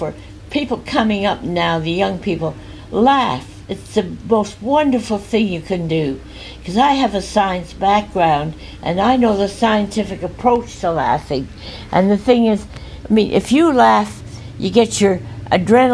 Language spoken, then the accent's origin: English; Montreal, Quebec, Canada; I was born in Montreal